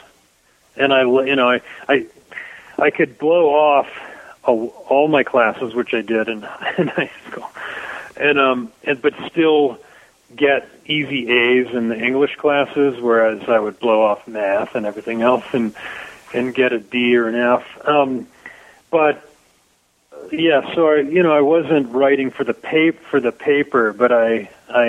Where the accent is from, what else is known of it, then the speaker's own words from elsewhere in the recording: Dayton, Ohio, United States; moved away; I grew up right on the whole area, Brown Street